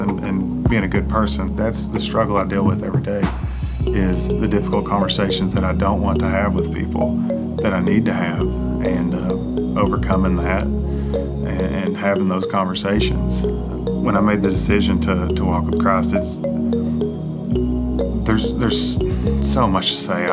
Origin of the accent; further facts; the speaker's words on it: Barbourville, Kentucky, United States; I'm from Knox County, Barberville. Yeah. Or as we call it, Barvel.